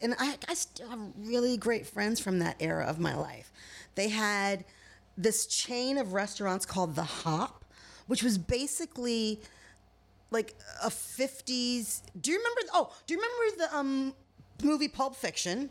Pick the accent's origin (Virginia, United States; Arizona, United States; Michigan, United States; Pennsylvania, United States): Michigan, United States; moved away as an adult; now in California, United States; where I grew up in Michigan was a vacation spot for Al Capone because it was my hometown is 30 minutes directly across Lake Michigan from Chicago